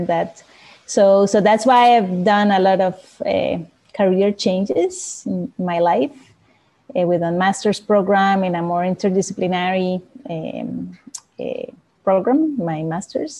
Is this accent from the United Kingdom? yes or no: no; Costa Rica; I'm from Costa Rica, living in Costa Rica as well right now.